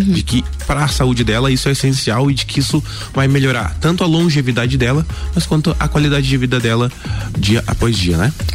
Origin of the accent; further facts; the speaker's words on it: Lages, Santa Catarina, Brazil; Eu nasci aqui em Lages mesmo